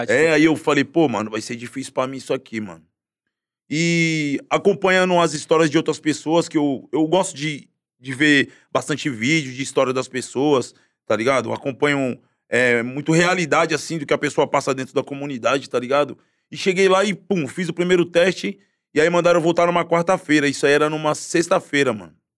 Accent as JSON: {"language": "Portuguese", "town": "Guarujá", "region": "São Paulo", "country": "Brazil", "tie": "born or raised there", "also_born_or_lived": "Santos", "said": "eu sou nascido e criado na Baixada Santista, né? Nasci em Santos, mas sempre morei no Guarujá."}